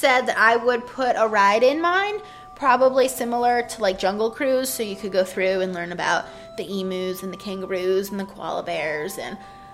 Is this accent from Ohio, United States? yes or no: yes; Ohio, United States; I'm from Ohio